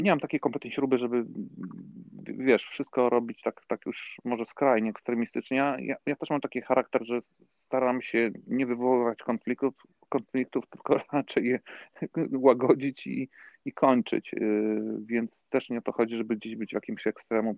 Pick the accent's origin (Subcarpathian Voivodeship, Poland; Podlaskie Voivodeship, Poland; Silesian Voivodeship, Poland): Subcarpathian Voivodeship, Poland; Frysztak; moved away as an adult; also born or lived in Warsaw; twarzą do mojej wsi, tutaj dokładnie z gminy, to kiedyś było miasto, ale, ale stracił prawa miejskie, do Frysztaka